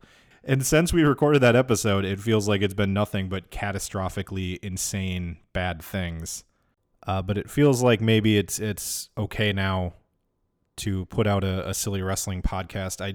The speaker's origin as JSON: {"language": "English", "town": "Minneapolis", "region": "Minnesota", "country": "United States", "tie": "born or raised there", "said": "My parents are divorced, so I grew up in Minneapolis, but also in a suburb just south of Minneapolis"}